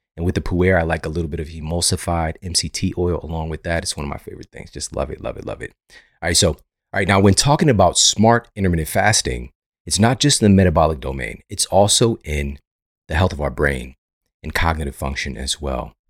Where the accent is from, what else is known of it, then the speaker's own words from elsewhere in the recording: St. Louis, Missouri, United States; Saint Louis University in my hometown